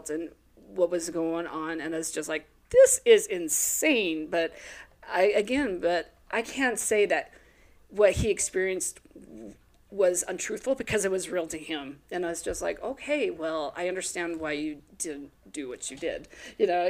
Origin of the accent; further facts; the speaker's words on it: Wyoming, United States; moved away; I'm originally from Wyoming